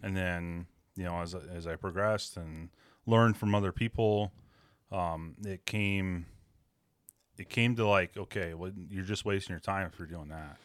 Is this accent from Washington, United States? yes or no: yes; Western Washington, United States; I grew up in Western Washington